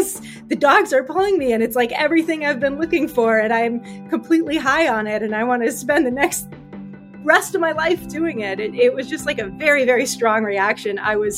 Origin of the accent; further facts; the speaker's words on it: California, United States; also born or lived in Norway; growing up in California, I really wanted to go somewhere north. My family lived in Norway a little bit when I was a kid and I loved it.